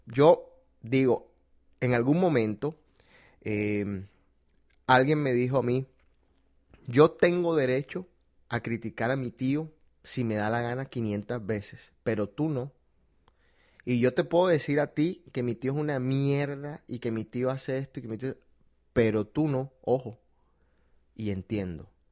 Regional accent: Colombia; yo soy colombiano

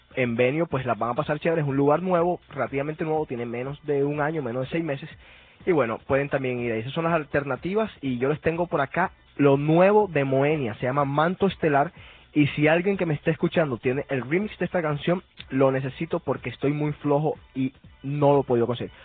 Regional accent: Colombia; yo soy colombiano

